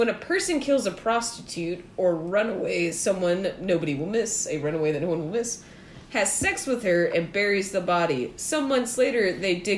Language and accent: English; Johns Island, South Carolina, United States; my hometown, which is it's a part of Charleston, South Carolina, but it's Johns Island, South Carolina.